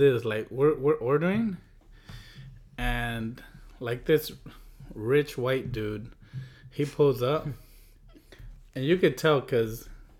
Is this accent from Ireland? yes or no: no; Durango, Mexico; I'm like, hi, I'm from Mexico. I know he overheard, but... But like he told her and she was like okay, like